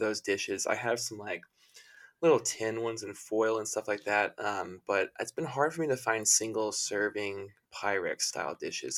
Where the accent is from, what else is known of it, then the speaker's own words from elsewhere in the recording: the South, United States; I grew up in the South.